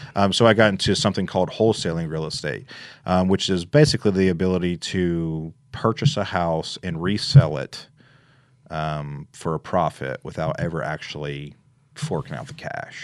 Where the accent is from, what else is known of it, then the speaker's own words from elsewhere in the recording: Memphis, Tennessee, United States; moved away as an adult; also born or lived in Little Rock, Arkansas; now in Jackson, United States; I'm originally from Memphis. Uh, I moved to Jackson in about 2012.